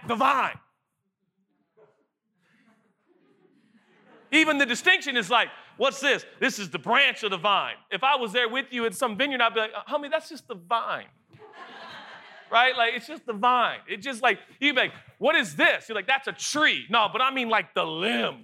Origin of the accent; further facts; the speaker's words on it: Seattle, Washington, United States; I'm from Seattle